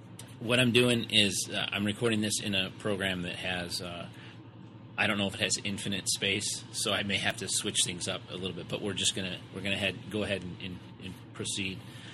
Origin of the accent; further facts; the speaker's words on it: Detroit, Michigan, United States; moved away; So being that you are from Detroit and I am from Detroit, and ironically enough, we, although 17 years separated, the time that we lived in Detroit, we both lived in the same neighborhood.